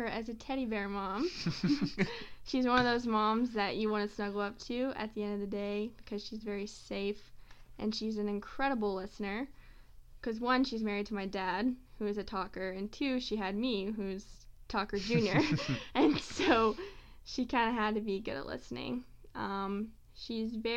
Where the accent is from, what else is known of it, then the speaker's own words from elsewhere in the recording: Powell, Tennessee, United States; moved away; also born or lived in Colorado; I'm from Powell, Tennessee, which is a small town north of Knoxville, Tennessee